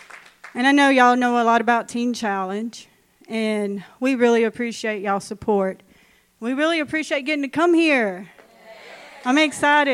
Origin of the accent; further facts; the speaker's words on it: Ashland, Louisiana, United States; now in Minden, United States; I'm from Ashland. Grew up in Ashland. Not far from here